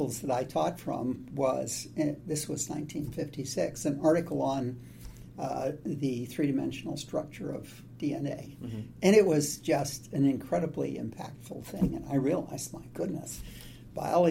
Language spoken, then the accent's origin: English; Montana, United States; moved away as an adult; also born or lived in Missoula, Montana / Ramsey, Montana / Shelby, Montana; now in Seattle, United States; I went through to first grade, and then we started moving around the state